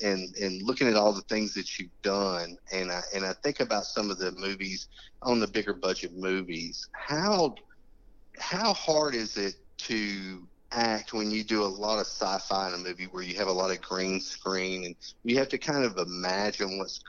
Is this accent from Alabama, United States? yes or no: yes; Birmingham, Alabama, United States; Birmingham, Alabama.